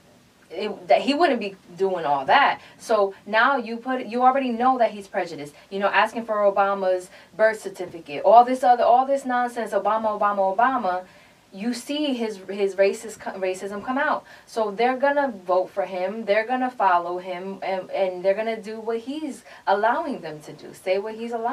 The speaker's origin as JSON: {"language": "English", "region": "New Jersey", "country": "United States", "tie": "born or raised there", "said": "I grew up in Jersey."}